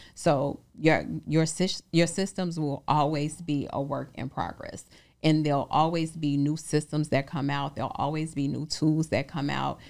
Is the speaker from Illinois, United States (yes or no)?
yes; Chicago, Illinois, United States; I'm from Chicago